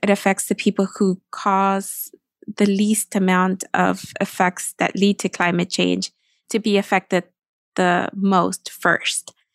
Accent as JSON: {"language": "English", "region": "Texas", "country": "United States", "moved": "as an adult", "lives_now": "Washington, D.C., United States", "said": "I am from Texas and lived in D C for more than a decade now"}